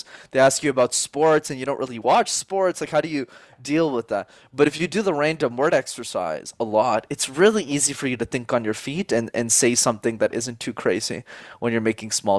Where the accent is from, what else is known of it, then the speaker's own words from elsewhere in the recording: Montreal, Quebec, Canada; first language English; I'm born and raised in Montreal in Canada